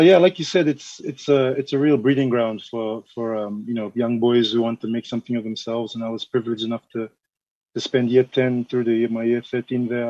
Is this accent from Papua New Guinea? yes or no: yes; Mount Hagen, Western Highlands, Papua New Guinea; now in Suva, Fiji; I'm from Papua New Guinea originally. My father's from there. Um, I'm from the Highlands, uh, Mount Hagen.